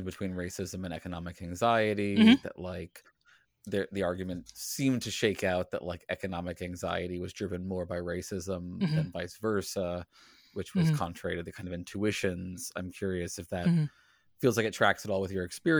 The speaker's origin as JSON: {"language": "English", "region": "Virginia", "country": "United States", "tie": "born or raised there", "also_born_or_lived": "the North (US)", "moved": "yes", "said": "I grew up in Virginia and spent a lot of time in the North"}